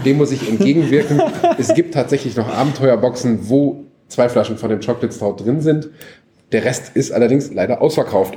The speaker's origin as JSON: {"language": "German", "region": "North Rhine-Westphalia", "country": "Germany", "said": "ich bin ja Westfale, kenne Schützenfeste"}